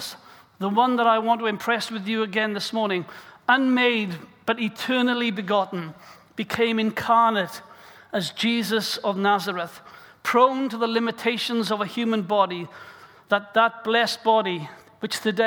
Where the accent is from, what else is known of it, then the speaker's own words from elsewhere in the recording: South Wales, United Kingdom; as a young boy growing up in South Wales